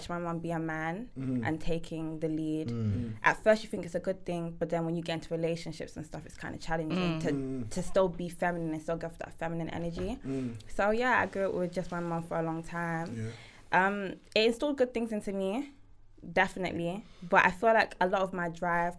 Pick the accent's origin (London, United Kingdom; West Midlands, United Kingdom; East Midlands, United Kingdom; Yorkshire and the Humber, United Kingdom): West Midlands, United Kingdom; Telford; also born or lived in Ghana; very quiet. It's a white neighbourhood. I grew up there.